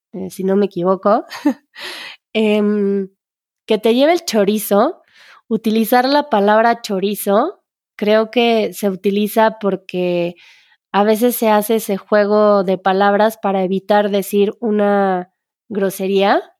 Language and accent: Spanish; Mexico; como mexicanos